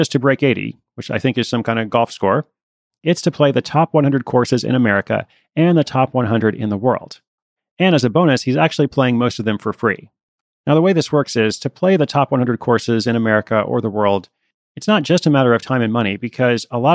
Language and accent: English; Portland, United States; my hometown of Portland